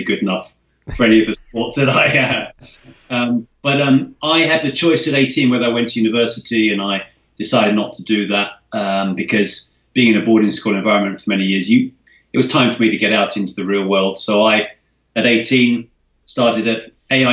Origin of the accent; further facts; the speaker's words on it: London, United Kingdom; I was born in the UK. I'm half Scottish, half English. Was raised around London.